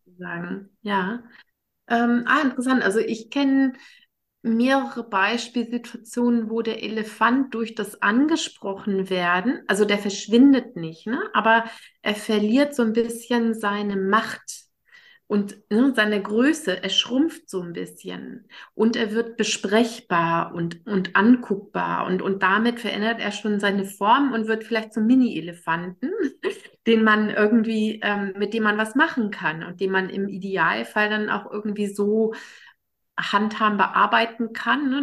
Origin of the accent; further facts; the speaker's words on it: Germany; ich als Deutsche